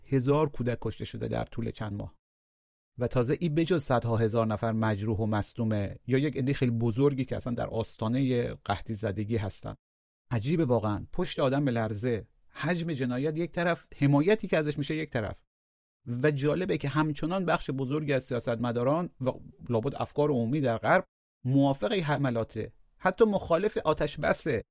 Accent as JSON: {"language": "Persian", "country": "Iran", "said": "به عنوان یک ایرانی که از منطقه میام"}